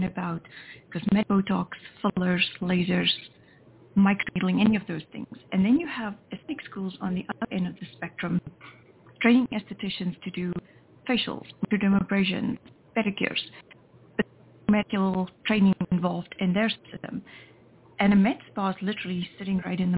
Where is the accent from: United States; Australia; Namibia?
Namibia; moved away as an adult; also born or lived in South Africa; I was born in Namibia, which is the country just north of the Republic of South Africa.